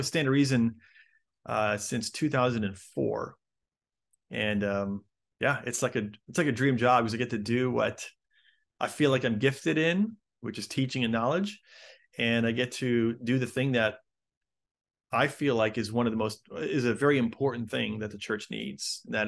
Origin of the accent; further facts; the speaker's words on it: Chicago, Illinois, United States; also born or lived in Denver / London / Los Angeles; now in San Diego, United States; And so I was born in Chicago, lived there for a number of years, and then have moved a ton since then. Lived in Chicago, Denver, London, L.A., and now I live in San Diego.